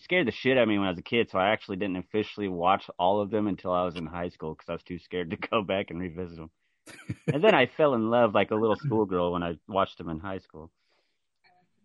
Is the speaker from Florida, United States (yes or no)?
no; Wichita, Kansas, United States; I'm from Wichita, Kansas, right there, dead center of America, the Dingleberry of America, if you will.